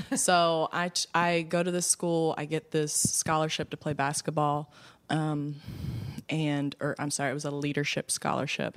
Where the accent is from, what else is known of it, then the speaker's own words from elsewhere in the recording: Baltimore, Maryland, United States; West Baltimore, born and raised on the playground